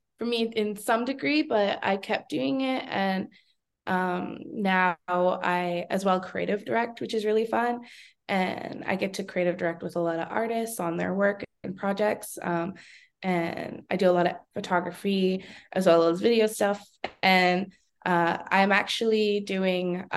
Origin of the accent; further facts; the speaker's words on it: Vancouver, British Columbia, Canada; born and raised in East Van, Vancouver, BC.